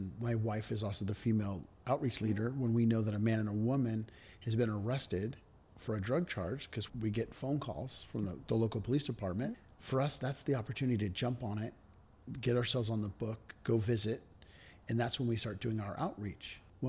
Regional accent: Redwood City, California, United States; also born or lived in Virginia; born and raised in Redwood City.

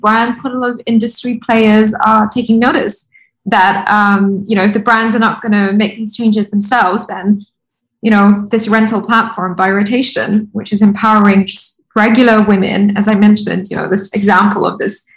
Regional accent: Rajasthan, India; I'm from Rajasthan

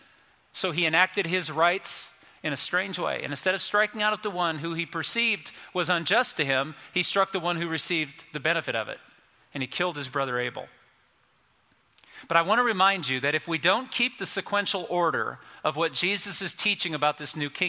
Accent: United States; we're American.

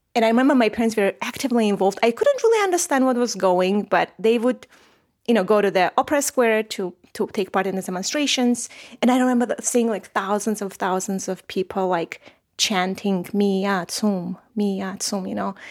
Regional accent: Armenia; So I was born in Soviet Armenia and I was raised in Soviet Armenia

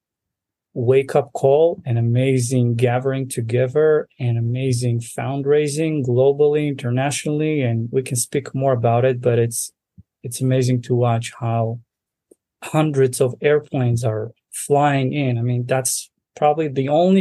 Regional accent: Central Israel, Israel; moved away as an adult; also born or lived in Russia; now in United States; I grew up in a center of Israel, not too far away from Jerusalem.

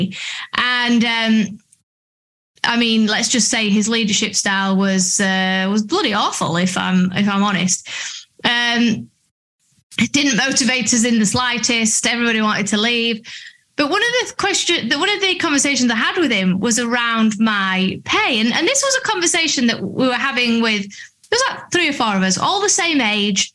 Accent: Doncaster, Yorkshire and the Humber, United Kingdom; moved away as an adult; also born or lived in London; I'm from Doncaster

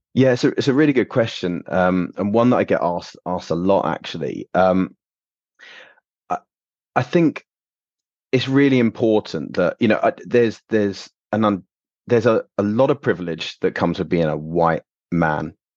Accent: London, United Kingdom; moved away as an adult; also born or lived in Canada / Warwick; now in East Midlands, United Kingdom; I am originally from London.

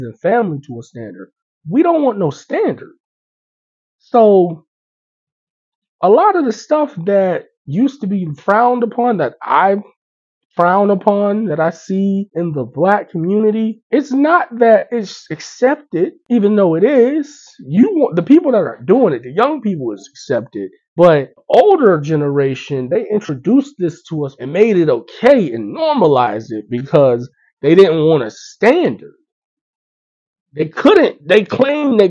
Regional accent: Pittsburgh, Pennsylvania, United States; also born or lived in Tampa, Florida; I grew up in Pittsburgh. I was born in Tampa, but I moved here when I was 6 and I left when I was 17

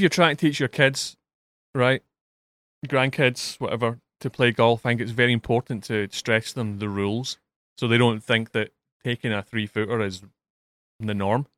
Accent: Scotland, United Kingdom; being Scottish and being a Villa fan

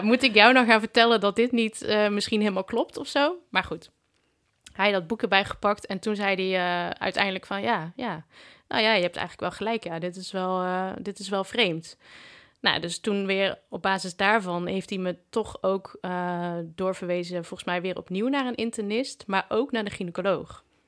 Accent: Breda, North Brabant, Netherlands; Ik kom uit Breda

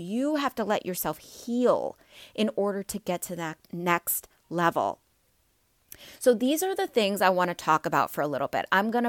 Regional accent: Midwest, United States; I've lived all over the place, but I'm from the Midwest, so I say soda and pop, okay?

